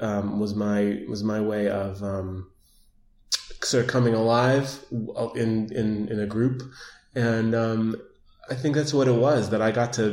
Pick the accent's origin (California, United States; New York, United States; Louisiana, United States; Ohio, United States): New York, United States; New York City; I grew up in Manhattan